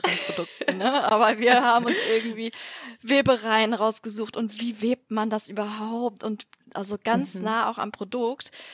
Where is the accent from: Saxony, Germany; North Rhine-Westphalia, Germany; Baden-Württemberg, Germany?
North Rhine-Westphalia, Germany; Düsseldorf; ich komme aus Düsseldorf